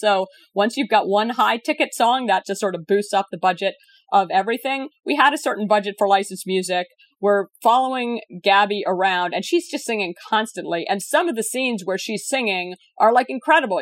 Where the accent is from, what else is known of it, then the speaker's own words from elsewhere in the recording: Virginia, United States; your state of Virginia, which is actually my, my home state too